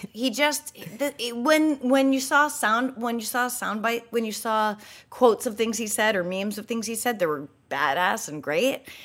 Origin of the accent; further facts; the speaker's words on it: New Hampshire, United States; I grew up in New Hampshire